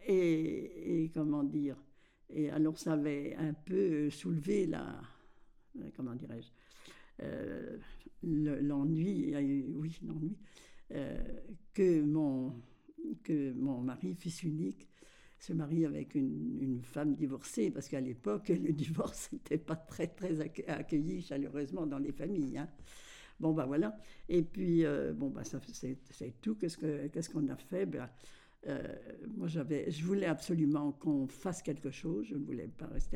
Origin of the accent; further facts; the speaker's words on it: Verpillières-sur-Ource, Grand Est, France; now in Colombé-le-Sec, France; Je suis née à Verpillière de, de Désiré Morel et, Georgette d'Espagne